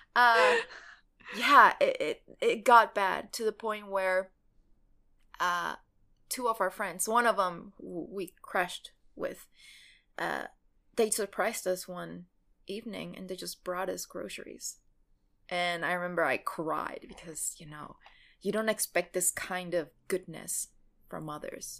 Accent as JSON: {"language": "English", "country": "Mexico", "tie": "born or raised there", "moved": "yes", "said": "me growing up in Mexico"}